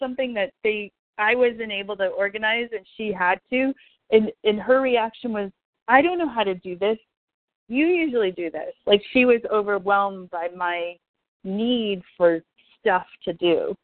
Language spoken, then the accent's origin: English; Amherst, Massachusetts, United States; I used to take the Peter Pan bus when I was 5 from Amherst to Natick alone to see my grandmother